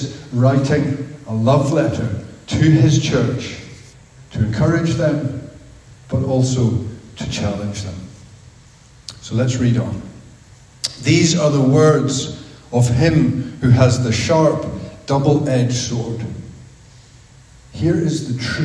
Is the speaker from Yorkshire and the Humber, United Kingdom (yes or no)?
no; Belfast, Northern Ireland, United Kingdom; I grew up in Belfast